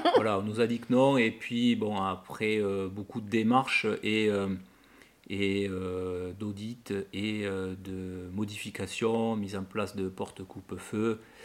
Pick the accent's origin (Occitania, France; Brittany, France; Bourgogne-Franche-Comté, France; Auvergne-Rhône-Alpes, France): Occitania, France; Toulouse; also born or lived in Lot / Cahors; je suis originaire de Toulouse la semaine et du Lot le week-end, puisque mes parents sont tous les deux du Lot.